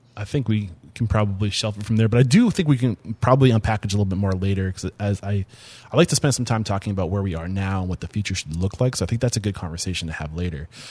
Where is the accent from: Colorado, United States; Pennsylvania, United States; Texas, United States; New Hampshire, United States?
New Hampshire, United States; Portsmouth; I'm from the Portsmouth area